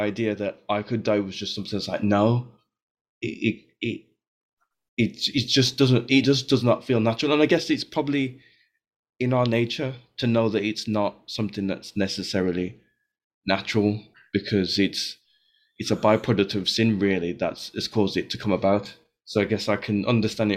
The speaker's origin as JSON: {"language": "English", "town": "Birmingham", "region": "West Midlands", "country": "United Kingdom", "tie": "born or raised there", "said": "in the church I was growing up in Birmingham"}